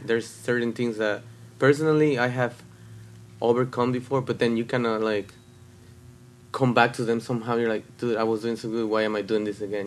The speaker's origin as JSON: {"language": "English", "region": "Puebla", "country": "Mexico", "tie": "born or raised there", "moved": "yes", "lives_now": "Las Vegas, United States", "said": "I was born in Puebla, Mexico"}